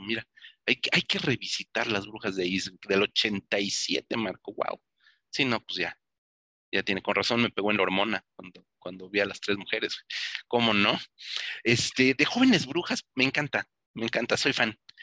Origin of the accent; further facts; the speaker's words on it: Mexico; Para los que somos mexicanos